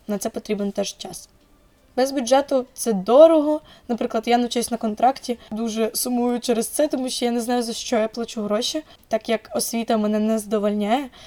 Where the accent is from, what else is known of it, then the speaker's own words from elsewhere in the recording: Zaporizhzhia, Zaporizhzhia Oblast, Ukraine; я фром Запоріжжя